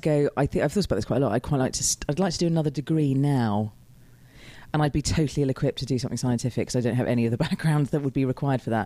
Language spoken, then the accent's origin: English; United Kingdom; being British.